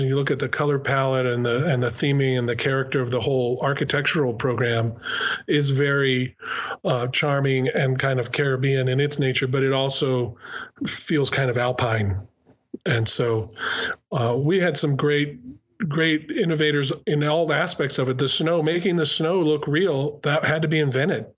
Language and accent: English; New Mexico, United States; moved away as an adult; also born or lived in California; I'm actually from New Mexico